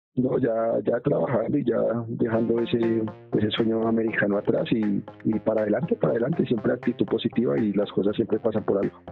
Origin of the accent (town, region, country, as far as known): Colombia; moved away as an adult